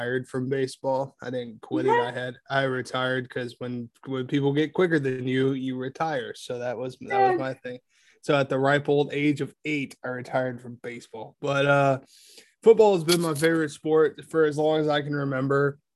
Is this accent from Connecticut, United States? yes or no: no; Ohio, United States; Grew up on a farm in a small town in Ohio